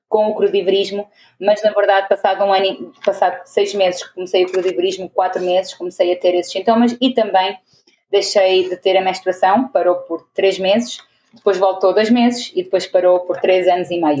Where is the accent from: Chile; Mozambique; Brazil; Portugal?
Portugal; moved away as an adult; also born or lived in Venezuela / Porto, Portugal; now in Angola; nasci em Venezuela, mas cresci em Portugal, porque os meus pais são portugueses uhum. e fui para lá com 5 anos. Uh, e aí foi lá que me formei, no Porto